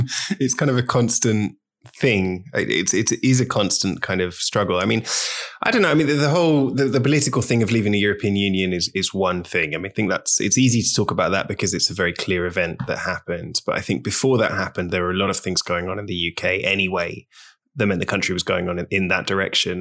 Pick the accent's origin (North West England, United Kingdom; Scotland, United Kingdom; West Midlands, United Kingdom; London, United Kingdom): London, United Kingdom; moved away as an adult; now in Barcelona, Spain; so I grew up in London, in the U K